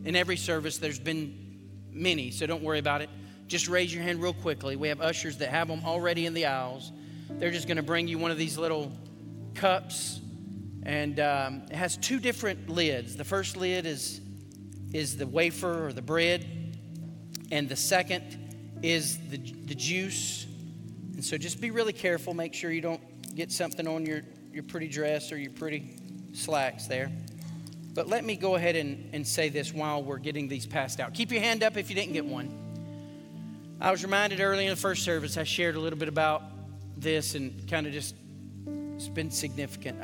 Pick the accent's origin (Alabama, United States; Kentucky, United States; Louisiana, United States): Alabama, United States; Dothan; I was born in Dothan, Alabama, 1973, I was born a sinner